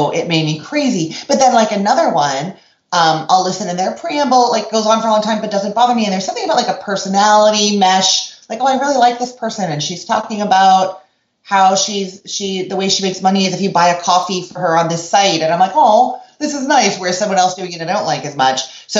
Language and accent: English; Canada; now in Orlando, United States; And then when I moved from Canada to Orlando, Florida, I used to listen to, like, the equivalent of NPR, I guess, CBC radio, continuously.